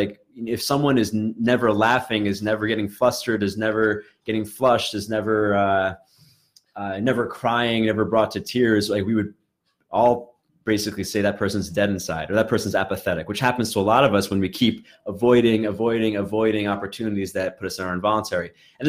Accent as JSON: {"language": "English", "town": "Brooklyn", "region": "New York", "country": "United States", "tie": "born or raised there", "said": "like I grew up in Brooklyn where there's many different subcultures that mix together. And I don't know how else to put it, but like, I was a very nerdy kid, Asian kid, whatever."}